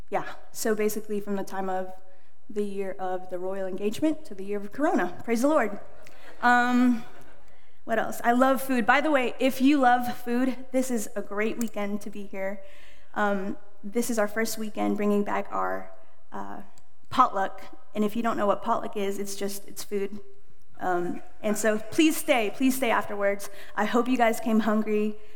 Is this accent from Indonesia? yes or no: yes; Indonesia; born there; Hello, I am I'm 26 years old. I was born in Indonesia, but raised everywhere.